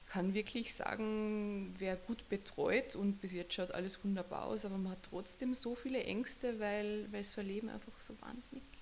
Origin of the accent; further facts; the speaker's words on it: Carinthia, Austria; ja, wir sind Kärntner, wir leben am Limit.